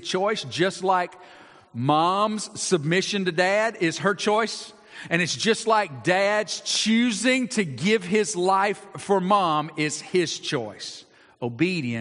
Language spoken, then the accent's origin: English; Georgia, United States; I grew up in Georgia